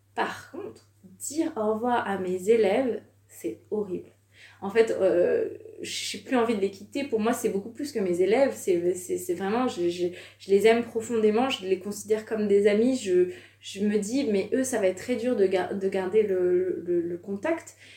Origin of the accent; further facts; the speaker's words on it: France; also born or lived in Savoie / Curitiba, Brazil; on vient de France